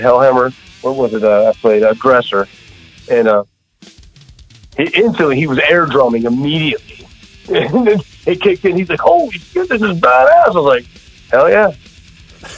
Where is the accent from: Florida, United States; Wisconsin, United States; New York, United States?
Florida, United States; Jacksonville; I was born in Jacksonville